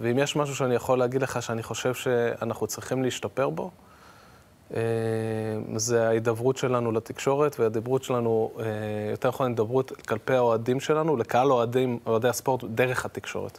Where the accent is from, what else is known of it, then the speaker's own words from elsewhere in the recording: Israel; יש לי אינטרס כישראלי